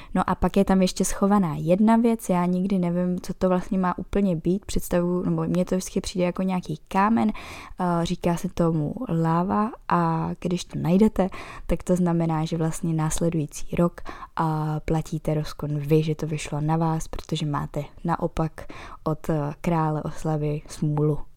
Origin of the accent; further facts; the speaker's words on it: Bohemia, Czechia; u nás v Čechách